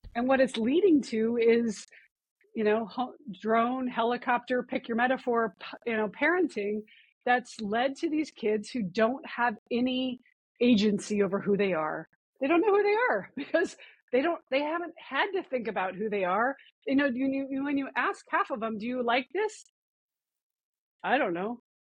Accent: Missoula, Montana, United States; moved away; I grew up in Missoula, Montana

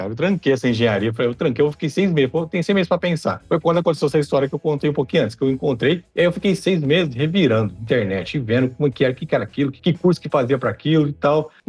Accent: Ribeirão Preto, São Paulo, Brazil; tenho 44 anos, sou de Ribeirão Preto, casado, com dois filhos

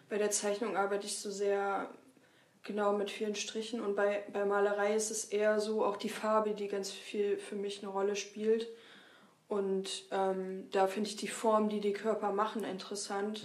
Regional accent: Lüneburg, Lower Saxony, Germany; moved away as an adult; also born or lived in Weimar; now in Leipzig, Germany; ursprünglich komme ich aus Lüneburg

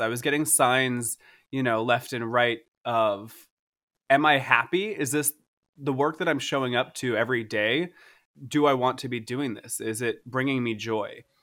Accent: Boca Raton, Florida, United States; I was born, I was born in Florida. I was like, I'm, like, I don't know, I was born in Boca Raton

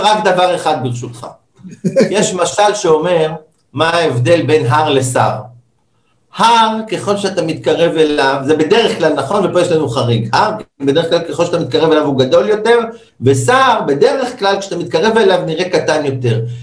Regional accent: Israel

